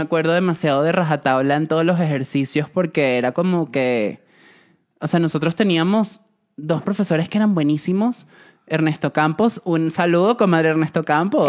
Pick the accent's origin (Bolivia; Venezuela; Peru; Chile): Venezuela; moved away